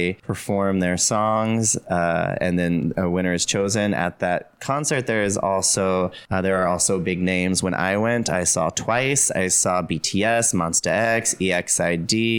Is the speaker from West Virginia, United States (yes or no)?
yes; West Virginia, United States; now in Changwon, South Korea; I grew up in West Virginia. Mm-hmm. Like very rural, like catching fireflies was a big part of my childhood